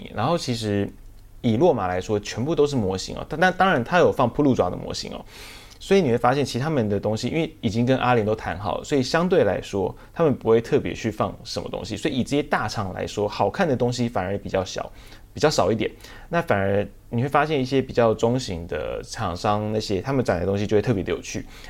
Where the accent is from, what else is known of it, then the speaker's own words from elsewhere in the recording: Taiwan; 他们我们台湾人也会直接的讲。